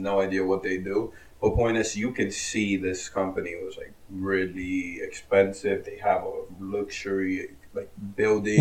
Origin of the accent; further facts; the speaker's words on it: New Jersey, United States; we're from Jersey